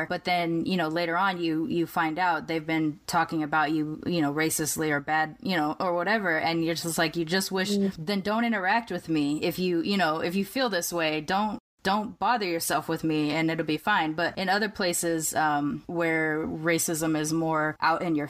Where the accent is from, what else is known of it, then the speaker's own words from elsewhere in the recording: California, United States; I grew up in California